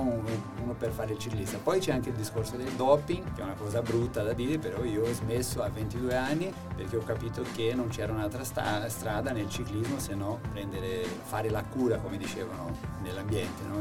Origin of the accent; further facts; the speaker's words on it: Brazil; Italian is a second language; moved away as an adult; now in Italy; un, brasiliano